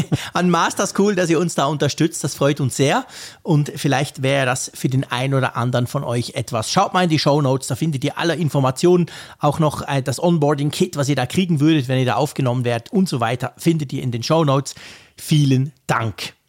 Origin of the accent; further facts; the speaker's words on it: Switzerland; bei uns in der Schweiz